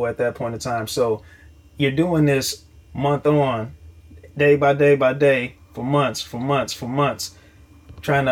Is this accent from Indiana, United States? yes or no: no; Chicago, Illinois, United States; growing up in Illinois, how I was in Chicago on the South Side